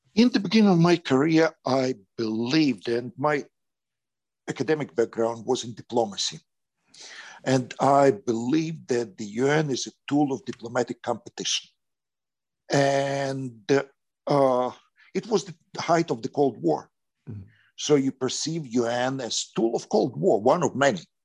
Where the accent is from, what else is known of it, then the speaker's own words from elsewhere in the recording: Kyiv, Ukraine; English is a second language; moved away as an adult; now in Spain; I was in the capital of Ukraine, Kiev